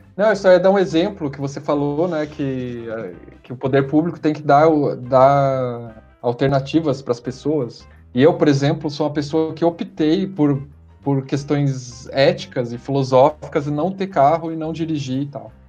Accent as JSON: {"language": "Portuguese", "town": "Curitiba", "region": "Paraná", "country": "Brazil", "also_born_or_lived": "São Paulo", "said": "quando eu saí de Curitiba, fui morar em São Paulo para estudar"}